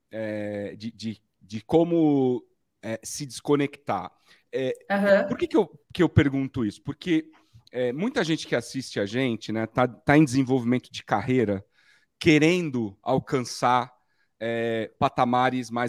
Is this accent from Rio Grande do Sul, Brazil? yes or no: no; Rio de Janeiro, Brazil; Eu sou arroz de fé. Eu sou carioca.